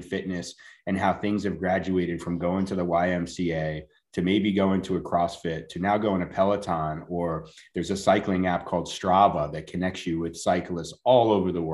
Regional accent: New York, United States; moved away as an adult; now in Charlotte, United States; I grew up in New York

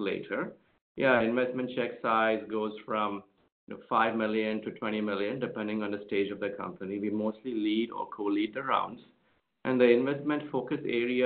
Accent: India; moved away; I grew up in India in a family of doctors

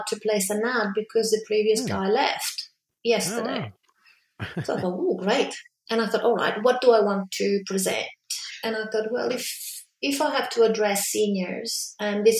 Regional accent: Milan, Lombardy, Italy; moved away as an adult; also born or lived in Brisbane, Australia; now in Melbourne, Australia; I grew up in Milan.

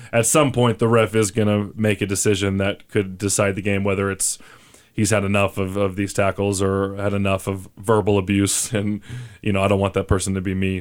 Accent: Oklahoma, United States; now in Albuquerque, United States; I'm from Oklahoma

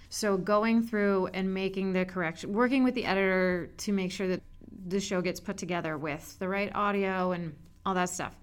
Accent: Montgomery County, Maryland, United States; moved away as an adult; also born or lived in Boston; I am from Montgomery County, Maryland, right outside Washington, D.C.

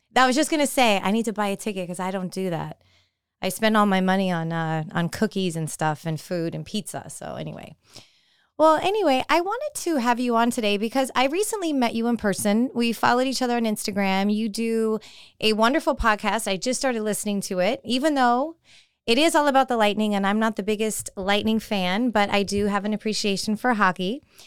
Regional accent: California, United States; I was always a big baseball fan growing up in California, you know, San Francisco Giants.

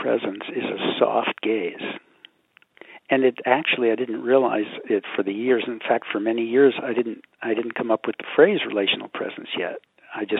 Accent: New York, United States; I'm from New York, I still got subway trains running in my head

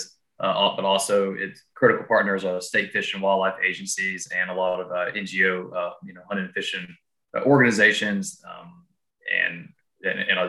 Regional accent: North Carolina, United States; my home state, North Carolina

